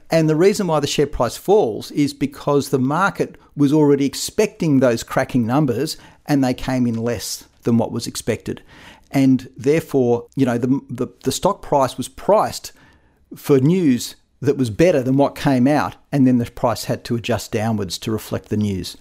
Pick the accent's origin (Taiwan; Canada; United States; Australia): Australia